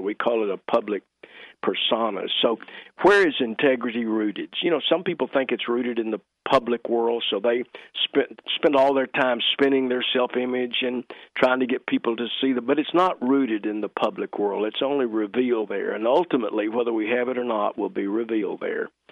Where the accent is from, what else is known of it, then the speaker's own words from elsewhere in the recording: Fort Worth, Texas, United States; moved away; growing up in East Fort Worth